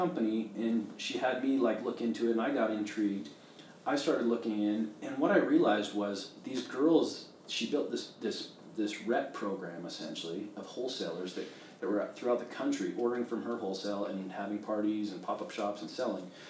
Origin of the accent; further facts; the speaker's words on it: Canada; moved away; I grew up in Canada